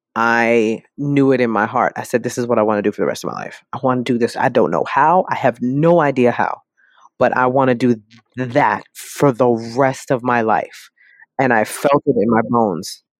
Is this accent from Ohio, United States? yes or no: no; New York City, New York, United States; I am born and raised in the South Bronx